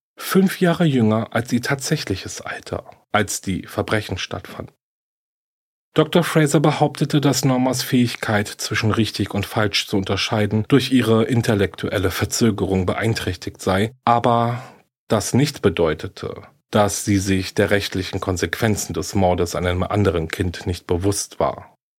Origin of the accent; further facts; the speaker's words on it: Germany; hier bei uns in Deutschland